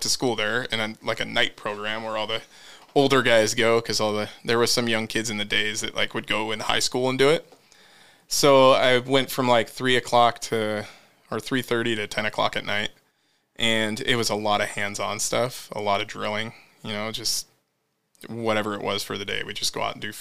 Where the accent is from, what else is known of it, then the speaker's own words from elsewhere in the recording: Hilliard, United States; moved away; also born or lived in Renton; I grew up in Hilliard.